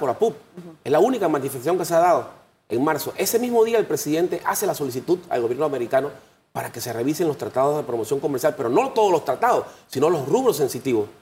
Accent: Panama; nosotros como panameños

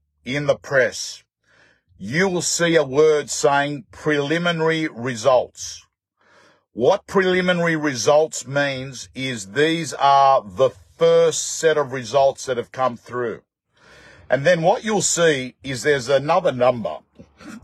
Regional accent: Australia; I'm an Aussie

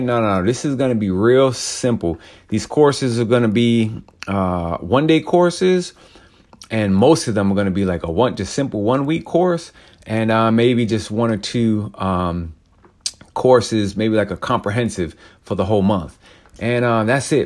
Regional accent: New York, United States; I grew up in New York

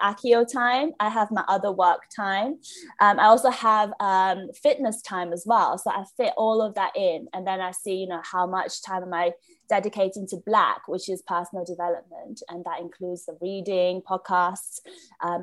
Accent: Shenzhen, Guangdong, China; moved away as an adult; now in London, United Kingdom; I grew up in China, in Shenzhen

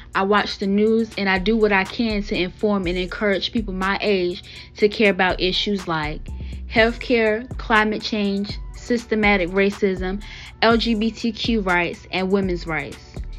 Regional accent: Wilmington, North Carolina, United States; I'm from Wilmington, North Carolina

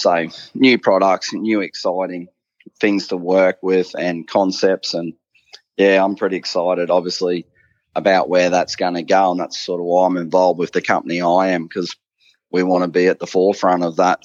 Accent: Bundaberg, Queensland, Australia; I grew up in Bundaberg

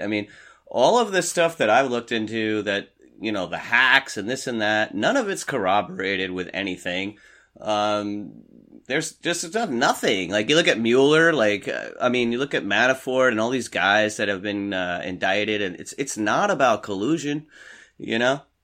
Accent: New York City suburbs, United States; moved away as an adult; I grew up in New York, in this New York City suburbs.

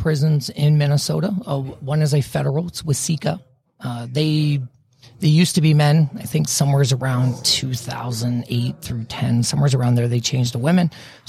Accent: Nuremberg, Bavaria, Germany; born there; also born or lived in Louisiana / Colorado; So actually, I was born in Germany, Nuremberg, Germany. My dad's military.

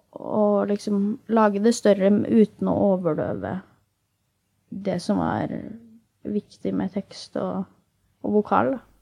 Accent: Asker, Akershus, Norway; pleier jeg å chille hjemme i Asker

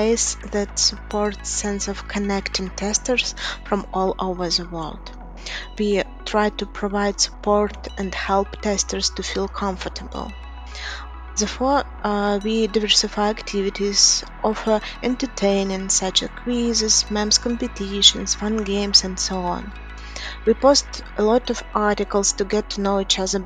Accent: Gomel, Gomel Region, Belarus; I'm from Belarus. I was born in and I live in Gomel.

